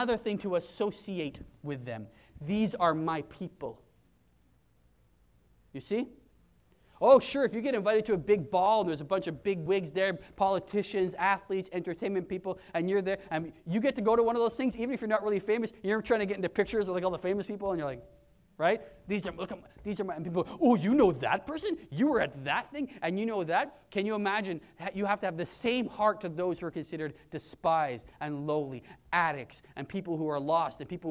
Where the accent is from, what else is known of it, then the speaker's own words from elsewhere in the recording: Canada; I'm not a Canadian Christian. Or I'm not even a Pentecostal Christian. Or God forbid, a white Christian. I am those things by virtue of where I was born